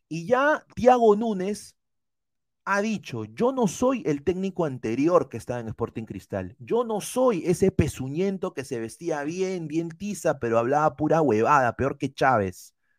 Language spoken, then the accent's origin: Spanish; Peru